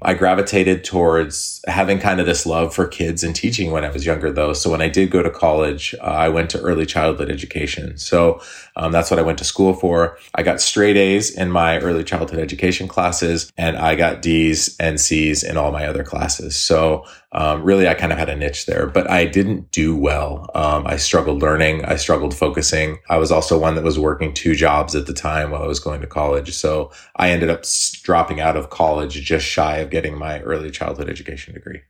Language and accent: English; Eugene, Oregon, United States; also born or lived in Hawaii; I grew up in Eugene. So I, I went to school here. I lived here for a long time, high school, a couple years of college.